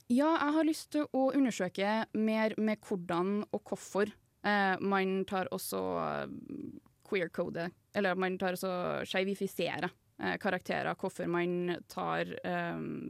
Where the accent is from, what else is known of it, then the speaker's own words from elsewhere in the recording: Fosen, Trøndelag, Norway; moved away as an adult; now in Trondheim, Norway; Jeg er jo fra Nei. Fosen, så rett utafor uh, Trondheim.